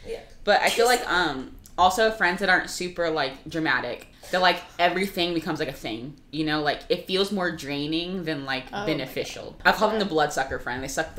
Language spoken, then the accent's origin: English; Florida, United States; I'm from Florida